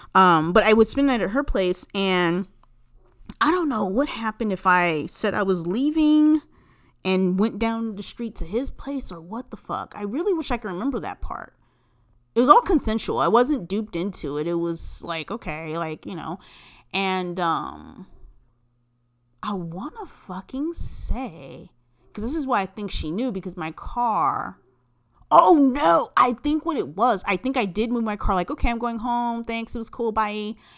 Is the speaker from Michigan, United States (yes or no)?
no; California, United States; I am originally from California